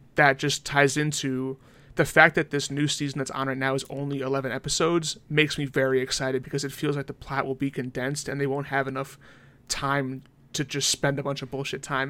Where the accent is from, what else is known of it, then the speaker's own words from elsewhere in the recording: United States; I am from America